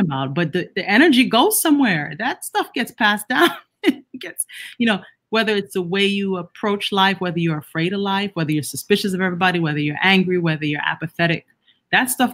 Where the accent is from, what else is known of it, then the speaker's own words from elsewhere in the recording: Jamaica; I'm Jamaican and a Caribbean too